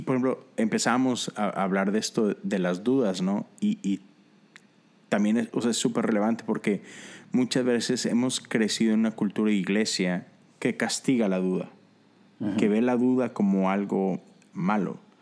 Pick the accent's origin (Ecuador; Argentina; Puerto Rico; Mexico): Mexico; como mexicano